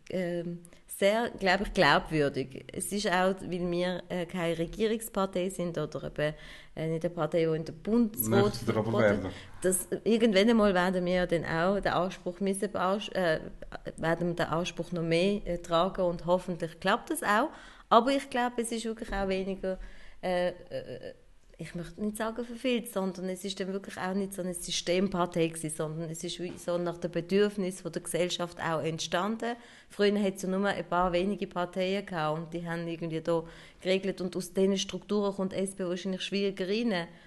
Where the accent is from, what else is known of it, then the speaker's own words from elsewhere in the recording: Turkey; now in Germany; wenn ich dann zum Beispiel als Alevitin aus der Türkei da angekommen bin und vielleicht als Kurdin